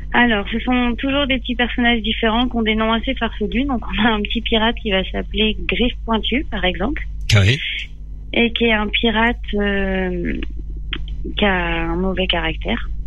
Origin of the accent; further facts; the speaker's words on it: Les Mureaux, Île-de-France, France; moved away as an adult; j'ai grandi au Mureau euh, dans... jusqu'à mes 18 ans, puis après je suis partie.